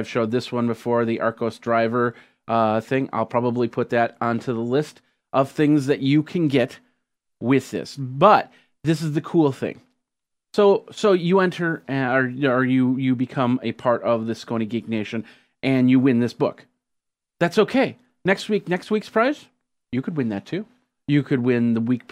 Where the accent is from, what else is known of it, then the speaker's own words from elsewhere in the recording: Wisconsin, United States; I'm from Wisconsin, not from Hawaii.